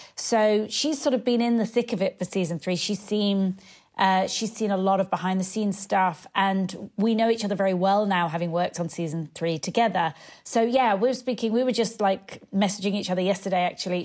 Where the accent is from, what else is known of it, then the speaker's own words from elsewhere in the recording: United Kingdom; moved away as an adult; also born or lived in London; now in Los Angeles, United States; I live in L A and, uh, being British